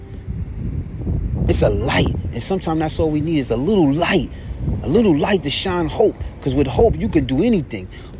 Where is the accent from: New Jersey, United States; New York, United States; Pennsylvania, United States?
New York, United States; New York City; I am from Harlem.